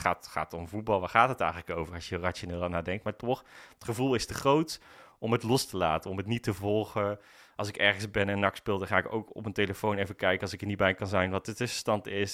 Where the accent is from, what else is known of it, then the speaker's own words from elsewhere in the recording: Breda, North Brabant, Netherlands; Ik ben geboren in Breda